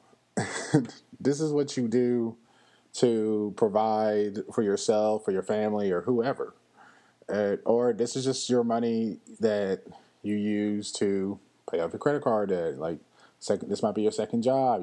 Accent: Louisville, Kentucky, United States; moved away; my hometown of Louisville, Kentucky

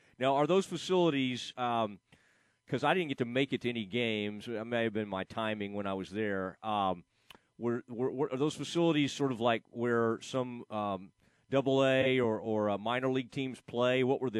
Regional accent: Kaufman, Texas, United States; my guy from my hometown, Cade Currington from Kauffman, Texas.

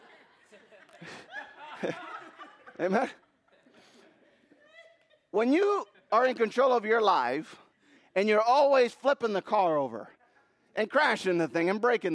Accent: Puerto Rico; now in United States; I was born in Puerto Rico. Puerto Ricans are very proud to be Puerto Rican.

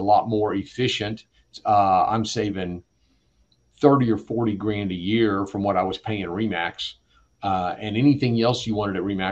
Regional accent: San Antonio, Texas, United States; I grew up in San Antonio

